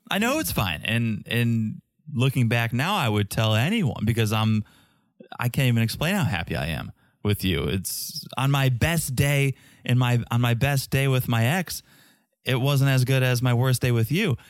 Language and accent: English; Connecticut, United States; moved away as an adult; also born or lived in Boston / New York; now in Florida, United States; I grew up in Connecticut. I went to school in Boston.